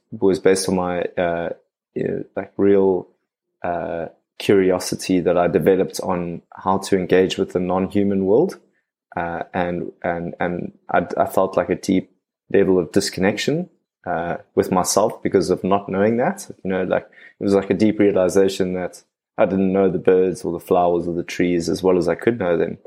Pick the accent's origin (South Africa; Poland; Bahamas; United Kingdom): South Africa; Cape Town, Western Cape; born and raised out of Cape Town